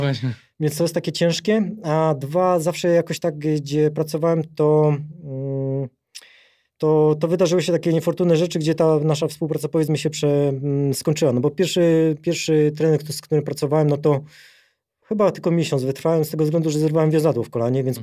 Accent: near Rybnik, Silesian Voivodeship, Poland; also born or lived in England; now in Warsaw, Poland; urodziłem na Śląsku, to jest taka mała miejscowość Redutowy niedaleko Rybnika

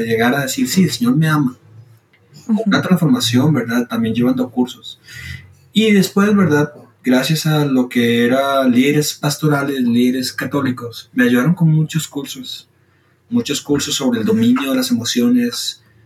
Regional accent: Costa Rica; Soy de Costa Rica, tengo 25 años

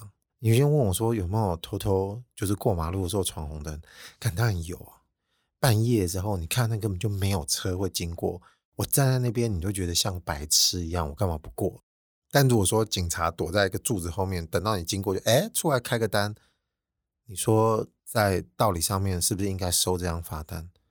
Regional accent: Taiwan; 我们台湾人平时这种马虎的坏习惯，大致差不多就可以的做事态度

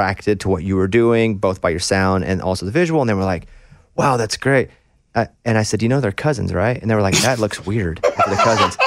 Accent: Arkansas, United States; I'm from Arkansas

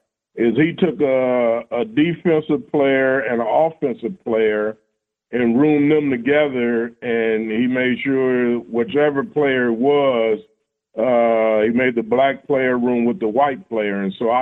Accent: California, United States; moved away as an adult; now in Cincinnati, United States; I'm originally from California, and the cost of living back there was outrageous.

